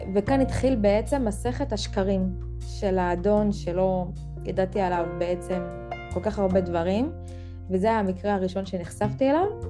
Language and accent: Hebrew; Central Israel, Israel; אני בת 33 ממרכז הארץ